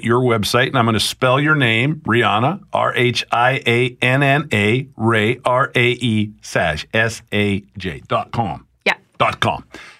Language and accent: English; Southern Alberta, Canada; because that's what I grew up with in Southern Alberta.